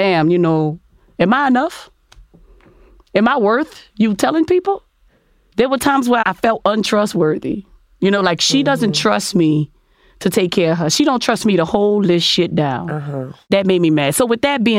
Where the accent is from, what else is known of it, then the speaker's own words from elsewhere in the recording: New Orleans, Louisiana, United States; I'm from New Orleans